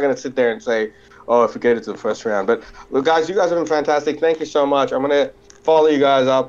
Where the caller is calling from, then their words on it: Australia; So I'm calling from Australia.